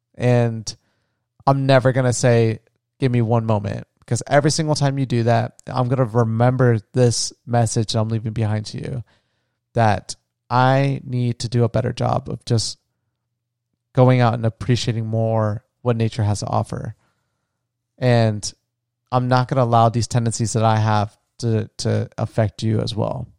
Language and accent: English; Florida, United States; moved away; my home, where I grew up on the beach in Florida